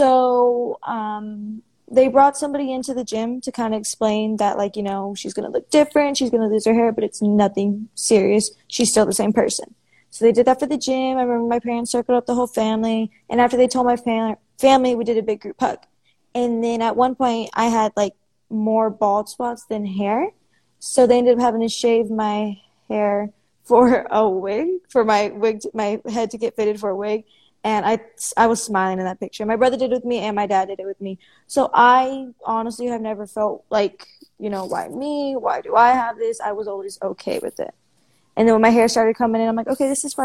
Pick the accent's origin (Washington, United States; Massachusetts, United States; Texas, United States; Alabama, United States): Texas, United States; Houston; I am from Houston, Texas